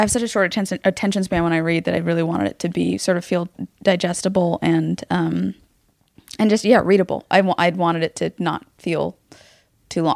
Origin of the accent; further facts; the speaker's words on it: Los Angeles, California, United States; growing up in Hollywood